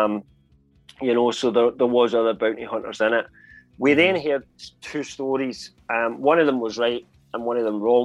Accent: Scotland, United Kingdom; I'm Scottish.

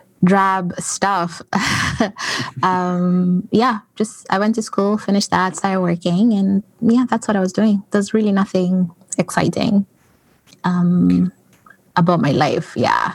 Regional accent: Toronto, Ontario, Canada; moved away as an adult; also born or lived in Kenya; I guess I'm coming from Canada, Toronto. I've lived in Canada for about 15 years. And I am originally from Kenya. That is where I was born, but I moved to Canada when I was really young.

